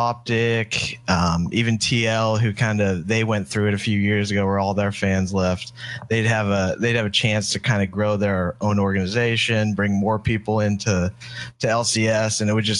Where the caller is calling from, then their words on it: Dallas, Texas, United States; Hey man, I'm in Dallas, Texas.